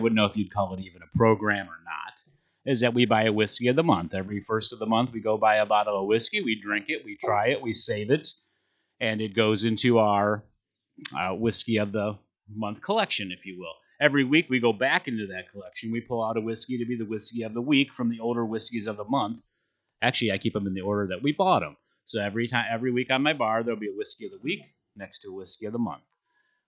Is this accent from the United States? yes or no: yes; Cleveland, Ohio, United States; moved away as an adult; now in Kentucky, United States; I come from Cleveland, Ohio. The 216, actually.